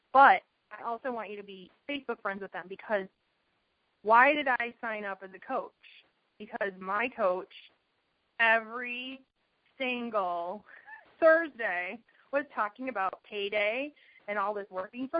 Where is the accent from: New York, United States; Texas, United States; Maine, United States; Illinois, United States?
Illinois, United States; Chicago; now in Arizona, United States; I'm from Chicago. We moved to Arizona